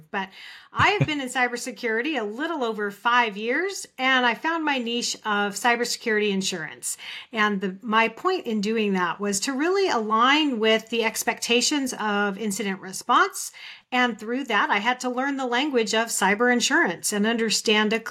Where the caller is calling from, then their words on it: Phoenix, Arizona, United States; I'm joining actually from Phoenix, Arizona, where it's still 115 degrees